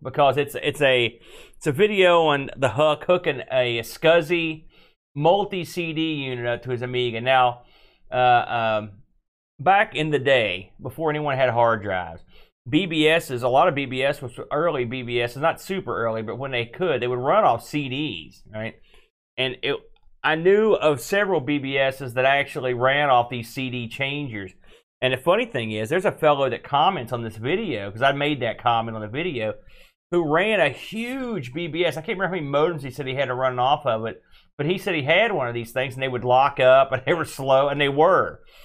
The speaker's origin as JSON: {"language": "English", "region": "West Virginia", "country": "United States", "said": "We're from West Virginia"}